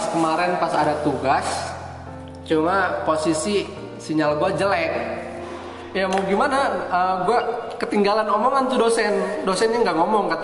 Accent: Pandeglang, Banten, Indonesia; sedangkan gue dari Pandeglang sini jauh kan

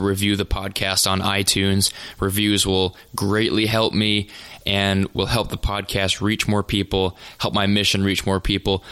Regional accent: North Dakota, United States; also born or lived in Nebraska; I'm from North Dakota. I'm a farm kid. Grew up on the farm.

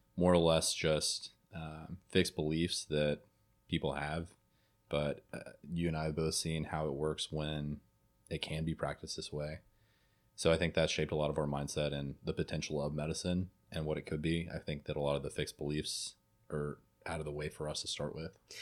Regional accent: Jackson, Tennessee, United States; moved away as an adult; now in Memphis, United States; I'm from Jackson, Tennessee originally.

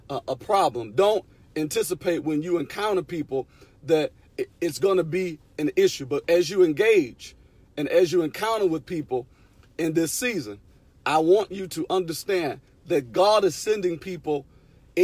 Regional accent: Detroit, Michigan, United States; I'm from Detroit

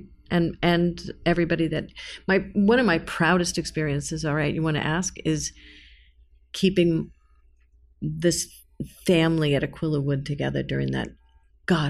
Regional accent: New York, United States; I'm a New Yorker

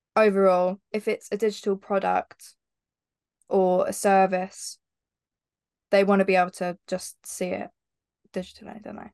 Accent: Heathfield, South East England, United Kingdom; born or raised there

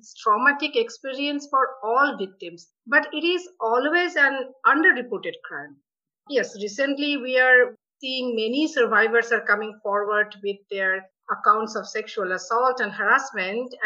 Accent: India; moved away; I came from India

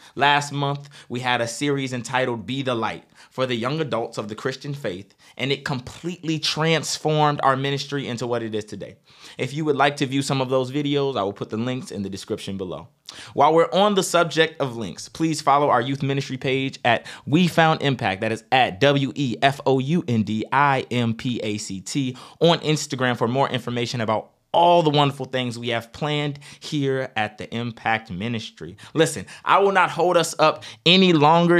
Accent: Northern Virginia, United States; I am a brother from North Virginia

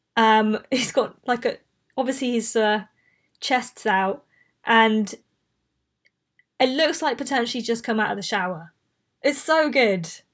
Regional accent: Bristol, South West England, United Kingdom; accent: Bristolian; I grew up in Bristol

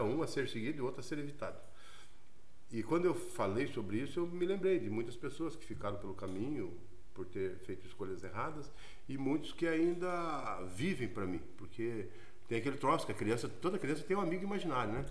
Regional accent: Curitiba, Paraná, Brazil; Saí do Fazendinha e a pé no Gabriela Mistral, escola onde eu estudei de quinta a oitava série

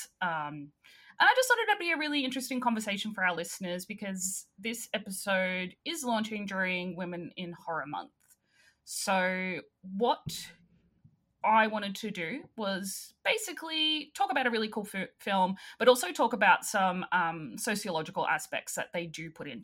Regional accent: Australia; accent: Australian

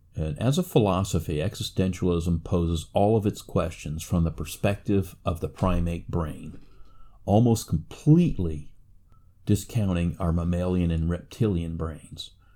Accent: United States; I'm an American

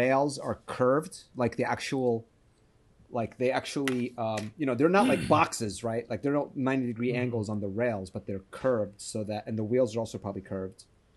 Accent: Chile; moved away; I'm from Chile.

